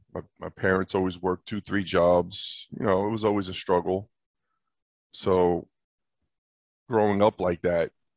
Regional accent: New York City, New York, United States; moved away; I grew up in Brooklyn, New York, East New York

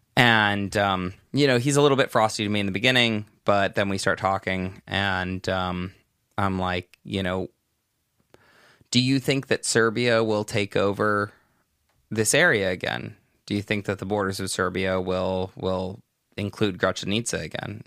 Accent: Los Angeles, California, United States; now in Albania; I normally would say Los Angeles

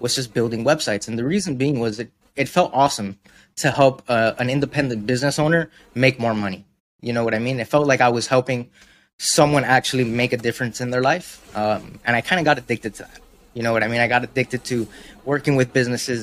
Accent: Miami, Florida, United States; where I come from, I'm from Miami. So we have a very big art scene

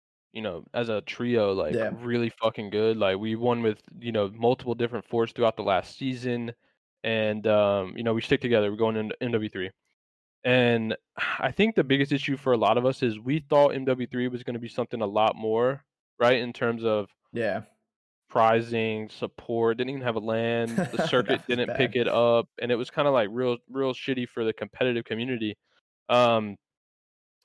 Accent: North Carolina, United States; I'm from North Carolina, so like I'm like a couple hours from the beach.

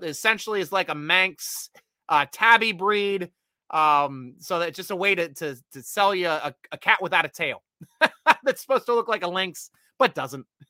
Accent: Williamsport, Pennsylvania, United States; also born or lived in Baltimore-DC area; now in Frederick, Maryland, United States; I'm from Little League World Series territory up in Williamsport, Pennsylvania. That's where I was born and raised. Spent my elementary school years up in Williamsport area.

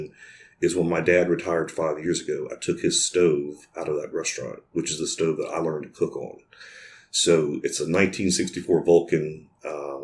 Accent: Baton Rouge, Louisiana, United States; Born and raised in Baton Rouge

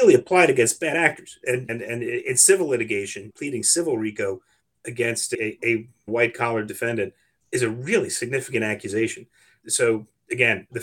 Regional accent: New York City, New York, United States; I grew up in New York City back when the mafia had a great deal of influence there

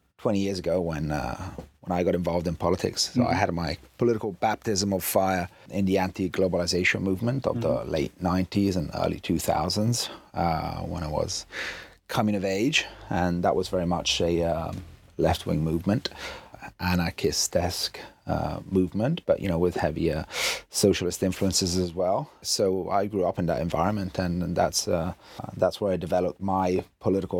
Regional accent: Italy; I'm half English, half Italian, but I've lived in Italy all my life.

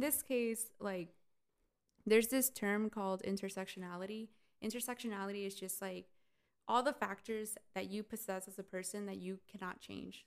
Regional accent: United States; Pero yo no soy mexicana. Like I wish I was 100% mexicana, pero soy I'm Mexican American.

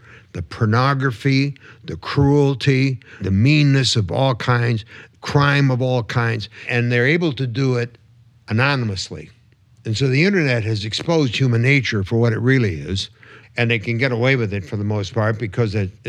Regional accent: Michigan, United States; we're both from Michigan, and so is Michael Moore, right?

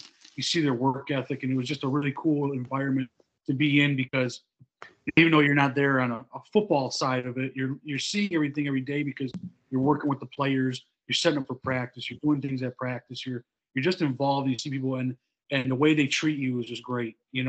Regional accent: Byron Center, Michigan, United States; also born or lived in Monroe, Michigan; now in Riverview, United States; we lived in Byron Center, Michigan. Went to school there, graduated in 2010

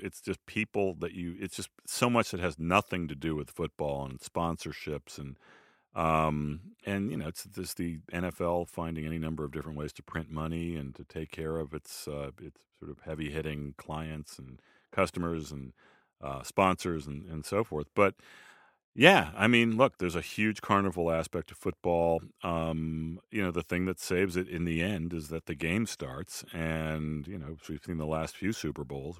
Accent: Boston, Massachusetts, United States; as a Bostonian

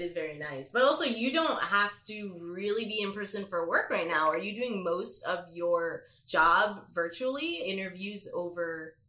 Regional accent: Lyndhurst, New Jersey, United States; also born or lived in Mahwah, New Jersey; I was Lyndhurst and then went to Mahwah.

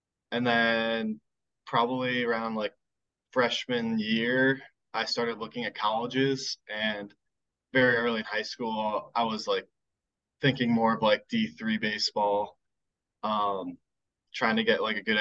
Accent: Loudoun County, Northern Virginia, United States; also born or lived in Gainesville, Virginia / Richmond, Virginia; I'm originally from Northern Virginia. I grew up in Gainesville and then moved to Loudoun County when I was like 5 or 6

